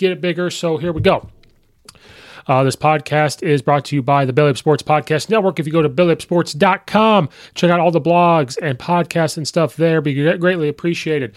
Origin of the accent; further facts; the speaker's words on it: Illinois, United States; I have been a Bulls fan since birth because I was born in Illinois.